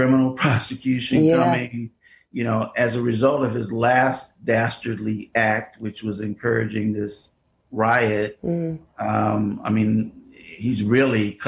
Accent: Chicago, Illinois, United States; I am born and raised in Chicago, in the city, south side of Chicago

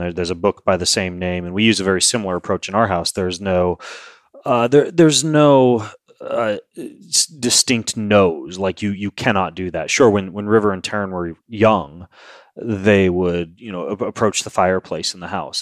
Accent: Lewiston, Idaho, United States; I grew up in Lewiston, Idaho

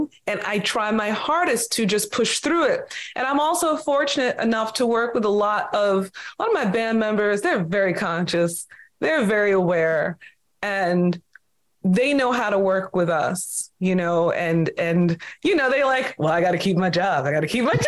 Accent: Long Island, New York, United States; I'm New York born and raised on Long Island

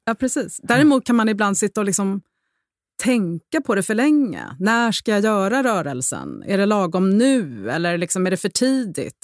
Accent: Rome, Lazio, Italy; moved away as an adult; jag är uppvuxen i Rom delvis

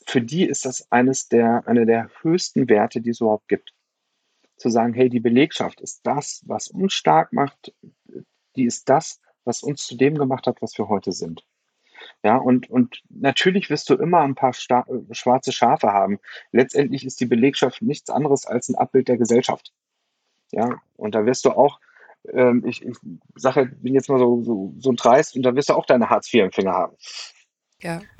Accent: Germany; Also für mich als Deutscher war das schwierig.

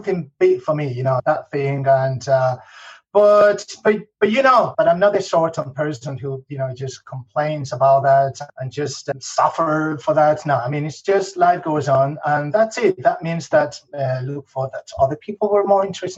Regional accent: Madrid, Community of Madrid, Spain; English is a second language; also born or lived in Scotland / Northern Ireland; I'm Spanish. I'm from Spain, from Madrid, actually.

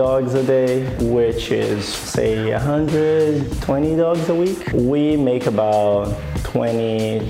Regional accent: Brazil; now in San Diego, United States; I grew up in Brazil

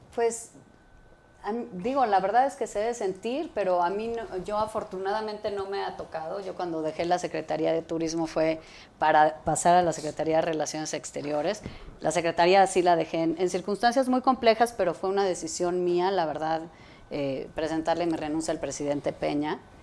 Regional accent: Mexico City, Mexico; yo crecí en la Ciudad de México y viví aquí

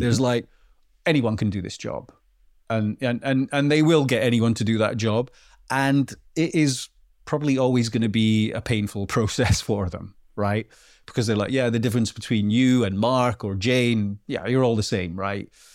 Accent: Bowden, Scotland, United Kingdom; also born or lived in Melrose; I am from a very, very small, well, a hamlet called Bowden, which is, like, less than a hundred people in Scotland

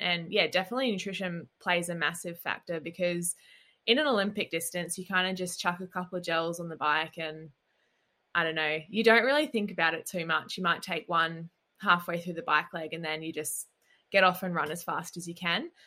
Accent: Gold Coast, Queensland, Australia; coming from Australia and growing up on the Gold Coast

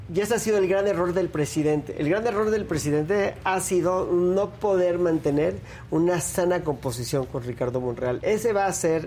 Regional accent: Mexico; como mexicano

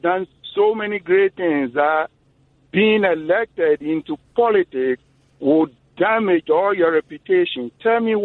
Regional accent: British Virgin Islands; now in United States; I'm from British Virgin Islands

